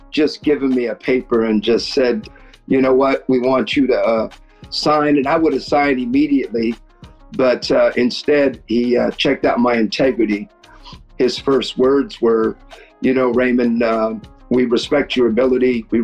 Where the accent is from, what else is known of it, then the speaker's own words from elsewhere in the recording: Philippines; And I could tell you till I'm blue in the face, no, I'm Filipino.